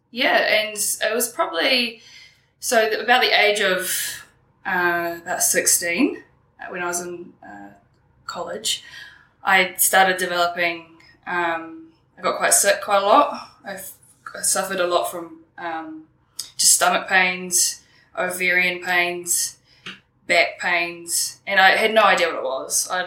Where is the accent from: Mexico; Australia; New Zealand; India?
New Zealand; Wellington; I grew up on the Kapiti coast with my mother and one of my brothers.